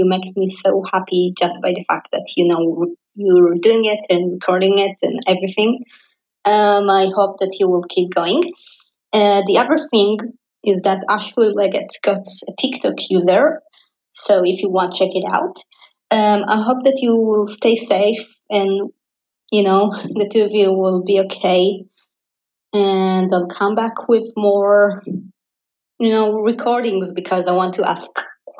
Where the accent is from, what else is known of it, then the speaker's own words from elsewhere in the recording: Israel; I'm from Israel